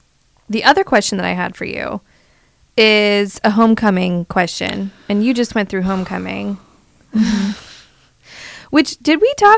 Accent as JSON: {"language": "English", "region": "the South", "country": "United States", "said": "I know what those are, and I'm from the South, but I've never called it a nab."}